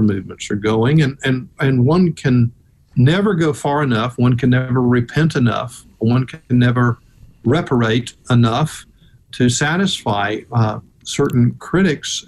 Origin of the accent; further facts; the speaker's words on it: Memphis, Tennessee, United States; now in Atlanta, United States; in Tennessee, you know, I lived in Memphis